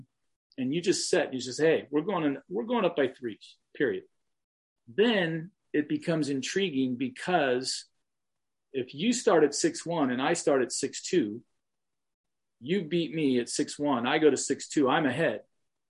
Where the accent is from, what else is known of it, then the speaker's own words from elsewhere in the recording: Southern California, United States; I was from Southern California